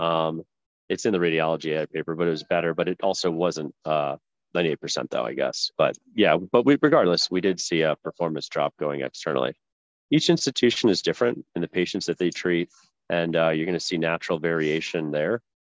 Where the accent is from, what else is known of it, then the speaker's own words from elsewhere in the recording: New Jersey, United States; moved away as an adult; also born or lived in Virginia; I grew up in uh, New Jersey